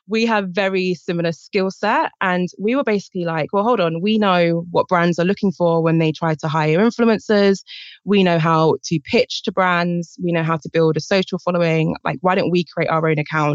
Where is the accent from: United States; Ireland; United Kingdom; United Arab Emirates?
United Kingdom; I'm from Britain, as I'm sure you can guess from my accent.